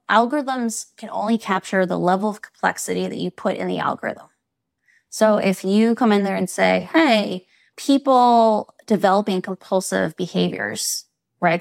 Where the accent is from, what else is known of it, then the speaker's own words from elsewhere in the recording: Iowa, United States; I grew up in Iowa